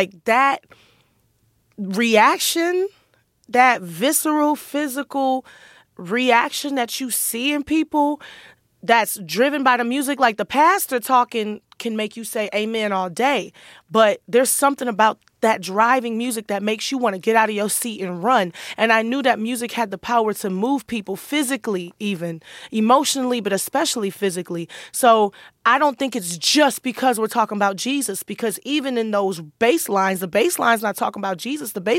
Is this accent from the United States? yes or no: yes; Detroit, Michigan, United States; In Detroit, I grew up with a lot of gospel music